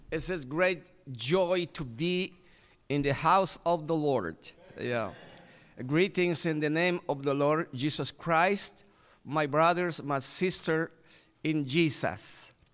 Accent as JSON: {"language": "English", "town": "Iquitos", "region": "Loreto", "country": "Peru", "second_language": "English", "said": "my country in, in Iquitos City"}